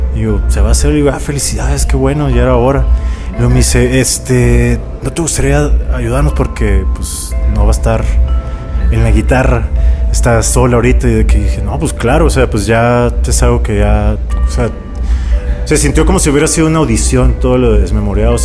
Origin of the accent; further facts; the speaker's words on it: Tijuana, Baja California, Mexico; moved away; also born or lived in Mexico City; soy de Tijuana